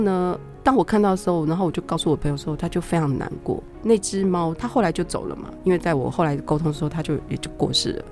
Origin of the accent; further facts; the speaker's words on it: Taiwan; moved away as an adult; also born or lived in Italy; 我在那个学校只有一个日本人跟我一个台湾人